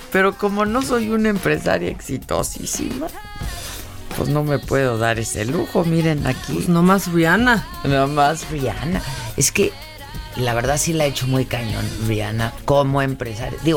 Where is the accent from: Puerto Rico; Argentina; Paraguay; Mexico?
Mexico; Acapulco, Guerrero; No sé si es porque yo vengo de Acapulco, pero sí está, está, está bajo la temperatura, ¿no?